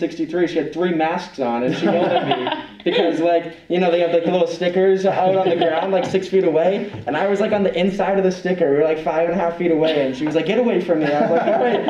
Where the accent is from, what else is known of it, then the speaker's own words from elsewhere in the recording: Massachusetts, United States; I'm from Massachusetts.